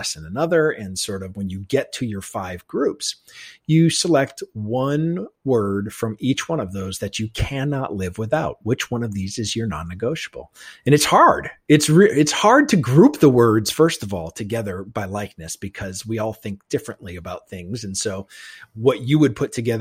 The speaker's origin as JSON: {"language": "English", "region": "New England", "country": "United States", "tie": "born or raised there", "said": "growing up in New England"}